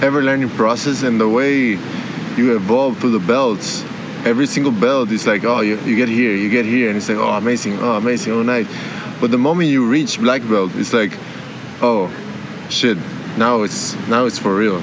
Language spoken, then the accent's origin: English; Costa Rica; I grew up in Costa Rica, training there